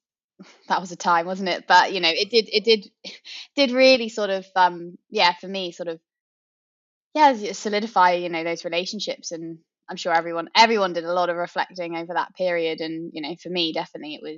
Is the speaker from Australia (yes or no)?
no; Oxfordshire, South East England, United Kingdom; I grew up in Oxfordshire